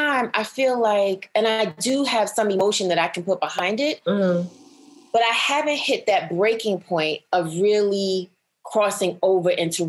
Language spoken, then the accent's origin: English; New York City, New York, United States; I am from Brooklyn, New York